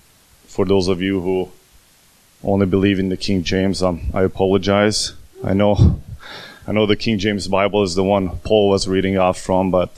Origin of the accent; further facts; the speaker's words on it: Hungary; first language Hungarian; English is a second language; now in United States; from Hungary, just like I am, from the good old motherland.